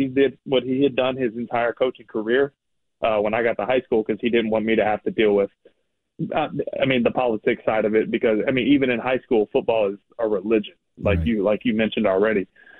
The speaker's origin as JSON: {"language": "English", "town": "Texarkana", "region": "Texas", "country": "United States", "tie": "born or raised there", "also_born_or_lived": "Greenville / Wolf City", "said": "Like I said, I grew up in a real small town. I was born in Greenville, Texas. I lived in a small town called Wolf City. It's like 1,500 people, real small school, obviously. Then we moved to Texarkana when I was 10, and 4 high schools in there."}